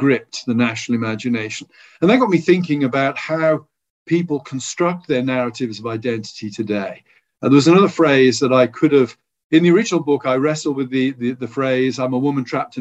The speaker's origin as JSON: {"language": "English", "country": "United Kingdom", "said": "as a British person"}